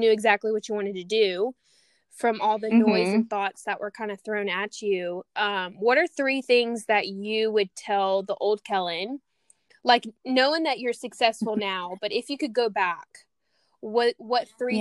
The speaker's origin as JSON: {"language": "English", "region": "Louisiana", "country": "United States", "tie": "born or raised there", "moved": "as an adult", "lives_now": "California, United States", "said": "I'm from Louisiana, so I grew up in a small, small Cajun town, and then sold everything, came straight to California"}